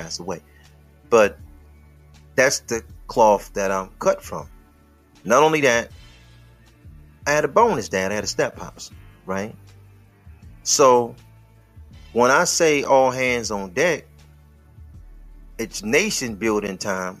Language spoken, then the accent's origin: English; Detroit, Michigan, United States; I'm from Detroit